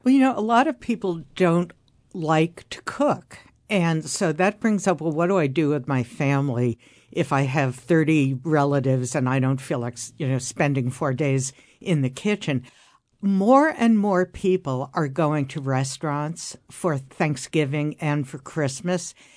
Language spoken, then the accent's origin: English; New York City, New York, United States; I grew up in Midtown Manhattan